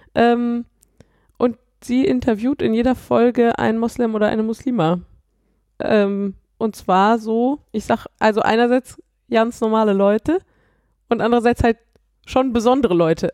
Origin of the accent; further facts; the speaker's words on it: Cologne, North Rhine-Westphalia, Germany; now in Düsseldorf, Germany; ich komme ja aus Köln